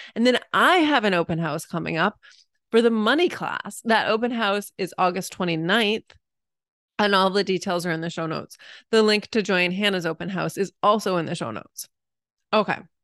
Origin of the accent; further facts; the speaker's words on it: New England, United States; moved away; I'm originally a New Englander